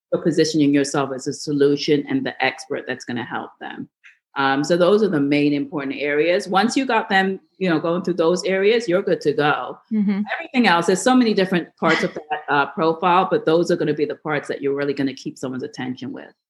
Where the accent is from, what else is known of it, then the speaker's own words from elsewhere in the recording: New York, United States; I grew up in New York